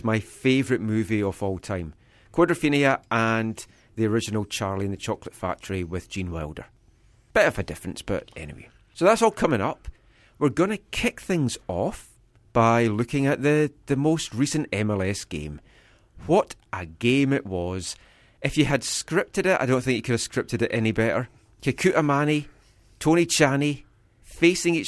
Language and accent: English; Scotland, United Kingdom; accent: Scottish; now in Vancouver, Canada